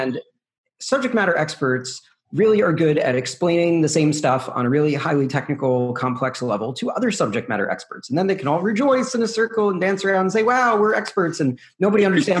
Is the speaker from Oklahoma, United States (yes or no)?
no; New York, United States; also born or lived in Brooklyn; So born and raised in New York proper. So born in Brooklyn, but if you notice, I don't really sound like that. I sound more like a Midwestern weatherman. And that's because I grew up in the suburbs, a place called Rockland County.